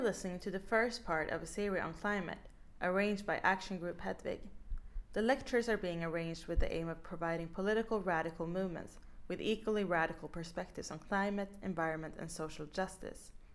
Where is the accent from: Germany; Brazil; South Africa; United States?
South Africa; I come from South Africa. And I grew up and lived through apartheid South Africa.